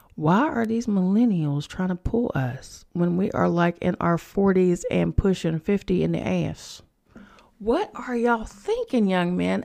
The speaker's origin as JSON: {"language": "English", "region": "West Virginia", "country": "United States", "moved": "as an adult", "lives_now": "New York City, United States", "said": "I'm from West Virginia, so I'm in West Virginia"}